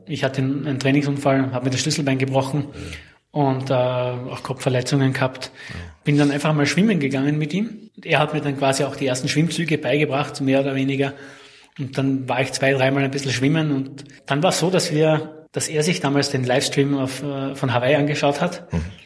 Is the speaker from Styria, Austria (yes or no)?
yes; Graz, Styria, Austria; geboren und aufgewachsen bin ich in Graz, beziehungsweise in der Nähe von Graz